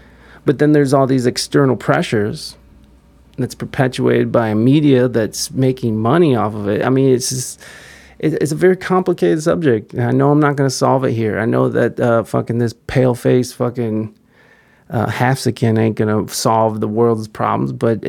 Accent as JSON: {"language": "English", "town": "Chicago", "region": "Illinois", "country": "United States", "tie": "born or raised there", "said": "while my hometown of Chicago is often perpetuated as the poster child for violence in modern time"}